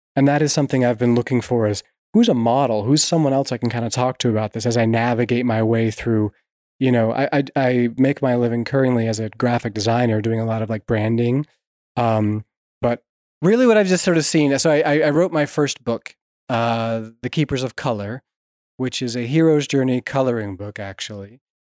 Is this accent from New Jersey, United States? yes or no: no; Vermont, United States; I grew up in Vermont and loved the lakes and rivers